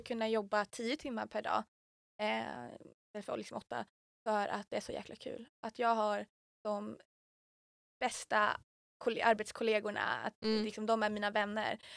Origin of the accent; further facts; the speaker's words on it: Umeå, Västerbotten County, Sweden; jag är Umebo